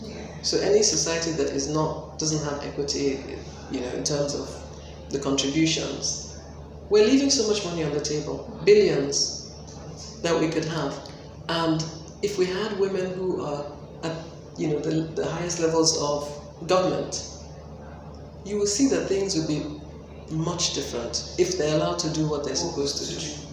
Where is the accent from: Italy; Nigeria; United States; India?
Nigeria; Lagos; I'm from Lagos State. Okay. Born and bred.